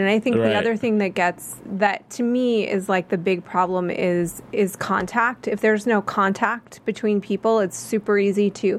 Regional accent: United States; I said, yeah, I'm American.

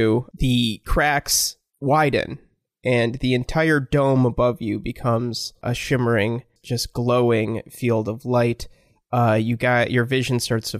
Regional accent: Michigan, United States; I'm from Michigan

